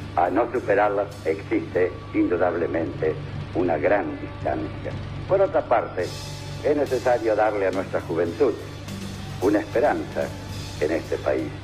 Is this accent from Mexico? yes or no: no; Argentina